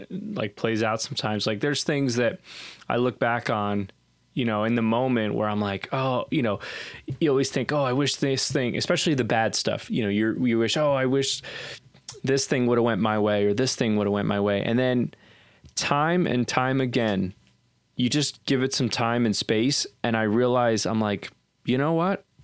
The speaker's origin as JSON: {"language": "English", "region": "Southern United States", "country": "United States", "tie": "born or raised there", "said": "uh, growing up in the Bible Belt"}